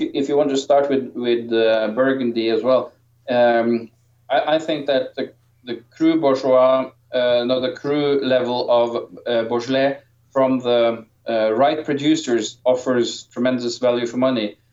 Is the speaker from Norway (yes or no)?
yes; Norway; I am from Norway